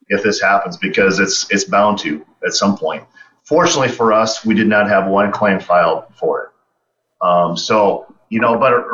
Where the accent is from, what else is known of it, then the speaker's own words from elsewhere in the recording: South Dakota, United States; I was fortunate to grow up here, fortunate to still live here